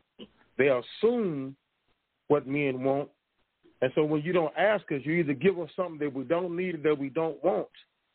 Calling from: Tulsa, Oklahoma, United States; from Tulsa, Oklahoma.

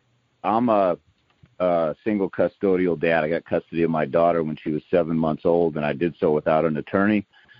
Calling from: Tacoma, Washington, United States; I'm calling from the Tacoma, Washington area.

